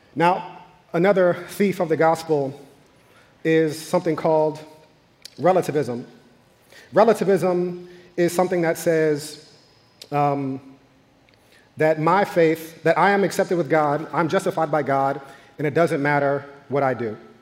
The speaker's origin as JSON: {"language": "English", "region": "New York", "country": "United States", "tie": "born or raised there", "said": "growing up in New York in the 90s"}